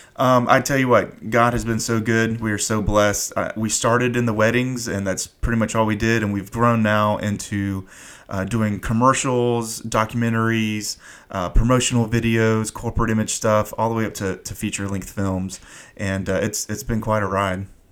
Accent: Fayetteville, North Carolina, United States; I grew up in Fayetteville, so we're about 30 minutes away

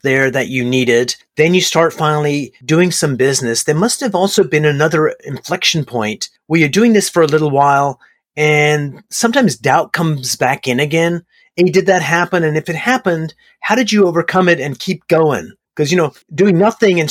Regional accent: Canada; I'm a fellow Canadian too

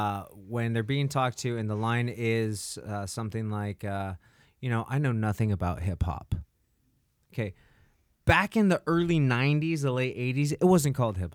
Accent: Lakewood, Long Beach, Compton, California, United States; I grew up out here. I grew up near Lakewood, Long Beach, Compton, all the stuff.

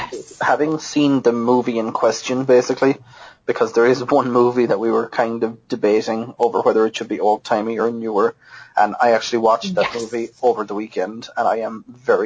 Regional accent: Galway, Connacht, Ireland; I am currently in Monivea in County Galway. And I also was born and raised in Galway, too.

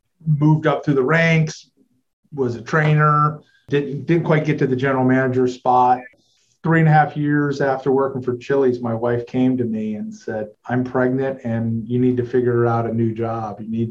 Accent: Fort Lauderdale, Florida, United States; I grew up in Fort Lauderdale, Florida

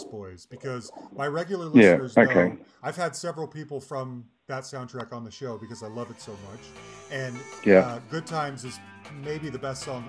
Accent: Salt Lake City, Utah, United States; I grew up in Salt Lake City, Utah

